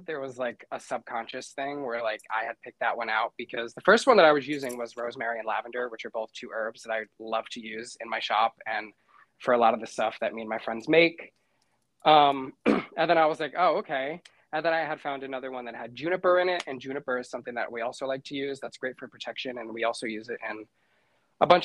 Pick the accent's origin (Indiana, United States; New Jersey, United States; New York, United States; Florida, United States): New York, United States; I'm from New York